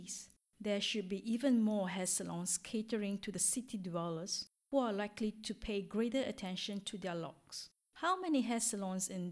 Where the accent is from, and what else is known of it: Singapore; moved away as an adult; now in France